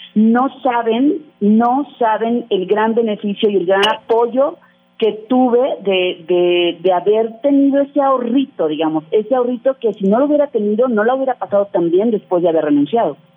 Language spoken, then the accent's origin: Spanish; Mexico; nosotros como mexicanos